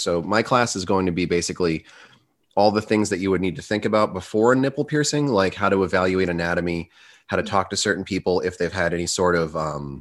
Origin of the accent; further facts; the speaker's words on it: United States; I'm American